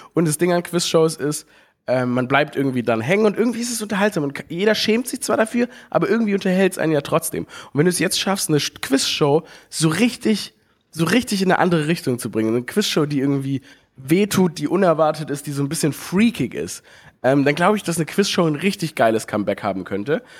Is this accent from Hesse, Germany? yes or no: no; Stuttgart, Baden-Württemberg, Germany; Ich, ich bin geboren in Stuttgart